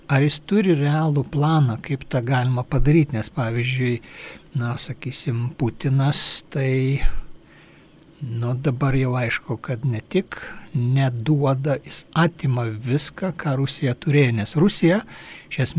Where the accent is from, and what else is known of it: Lithuania